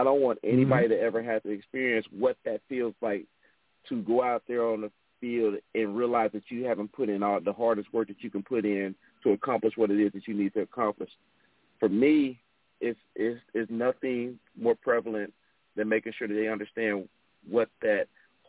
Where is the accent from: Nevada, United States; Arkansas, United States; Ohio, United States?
Ohio, United States; Cincinnati; also born or lived in Charlotte, North Carolina / Clover, South Carolina; now in South Carolina, United States; where I came from and where I grew up at in Cincinnati, Ohio